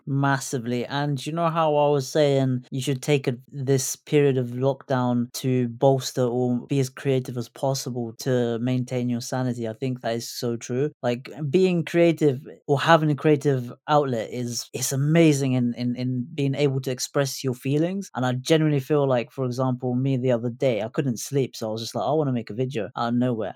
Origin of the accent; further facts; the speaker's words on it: United Kingdom; as a British Asian